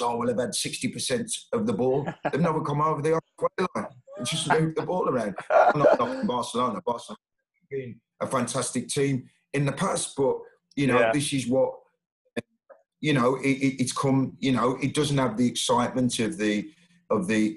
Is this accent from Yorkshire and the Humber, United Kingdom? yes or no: yes; Sheffield, Yorkshire and the Humber, United Kingdom; I'm from Sheffield